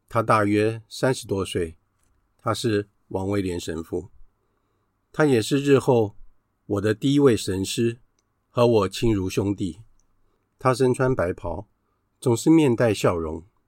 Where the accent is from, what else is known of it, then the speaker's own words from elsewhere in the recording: Taiwan; 只有我们两个来自于台湾